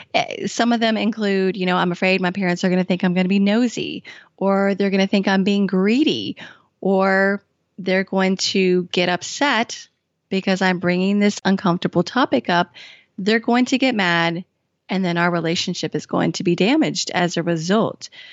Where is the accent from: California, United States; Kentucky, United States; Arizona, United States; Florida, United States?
Kentucky, United States; also born or lived in Washington, D.C.; I had been living in Washington, D C and moved back home to my home state of Kentucky